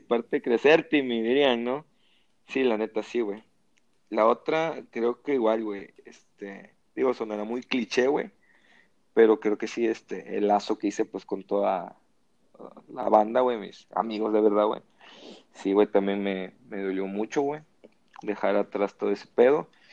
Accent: Veracruz, Mexico; moved away as an adult; now in Monterrey, Mexico; de donde yo vengo, que tengo 29 años viviendo

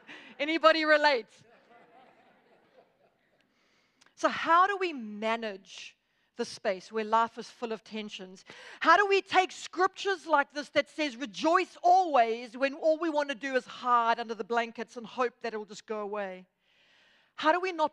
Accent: Durban, KwaZulu-Natal, South Africa; now in Johannesburg, South Africa; Durban is my hometown where I was born and raised. But I now live in Joburg

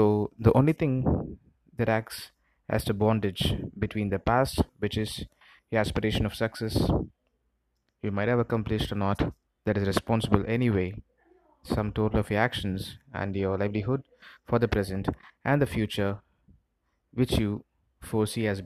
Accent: Chennai, Tamil Nadu, India; I'm from India. I'm from the southern part of India, from a place called Chennai.

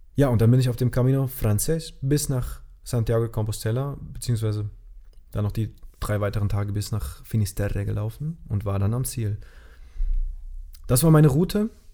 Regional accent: Germany; moved away; ich bin dann in meine Heimat nach Gerweiler gefahren mit meinem Bus

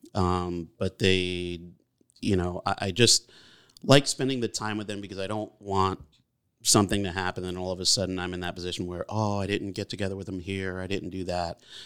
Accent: Beacon, New York, United States; also born or lived in Brooklyn, New York; I was born in Brooklyn, but raised here in Beacon

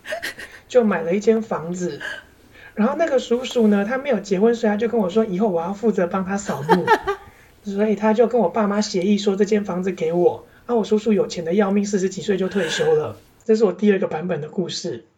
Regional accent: Kaohsiung, Taiwan; 我是高雄人

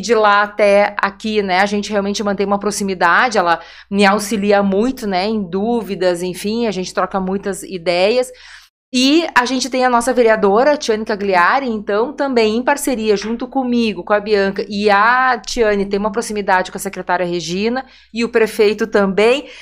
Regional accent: Porto Alegre, Rio Grande do Sul, Brazil; moved away as an adult; now in Vale do Taquari, Brazil; Nasci, me criei em Porto Alegre

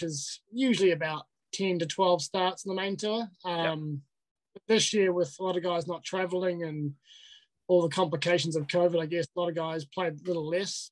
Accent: Tauranga, Bay of Plenty, New Zealand; also born or lived in Invercargill; that's where I was born. But I grew up in Tauranga

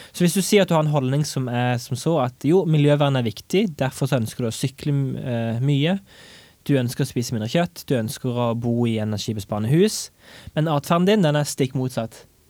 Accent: Egersund, Rogaland, Norway; moved away as an adult; now in Stavanger, Norway; jeg hjemme i Egersund

